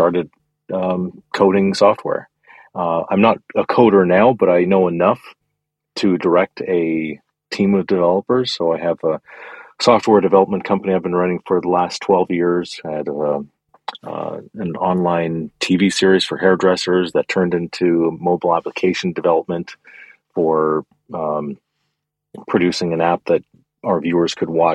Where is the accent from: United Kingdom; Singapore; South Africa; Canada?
Canada; I grew up in Canada